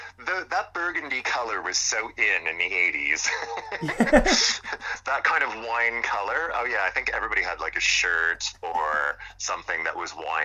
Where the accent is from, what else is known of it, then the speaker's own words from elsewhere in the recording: Montreal, Quebec, Canada; moved away as an adult; now in United Kingdom; he's from my hometown, you know, Montreal.